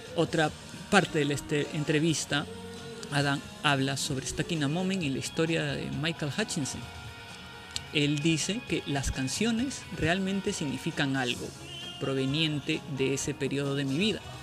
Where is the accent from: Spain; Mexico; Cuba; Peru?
Peru; Nosotros somos de acá de Perú